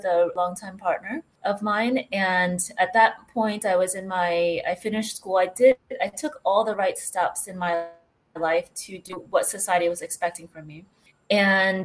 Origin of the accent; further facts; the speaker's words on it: United States; moved away as an adult; now in Spain; I'm actually originally from the States, but I moved here about 9 years ago